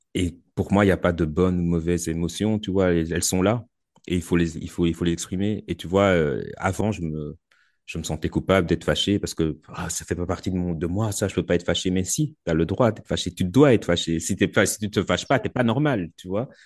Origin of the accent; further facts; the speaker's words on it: Belgium; chez nous en Belgique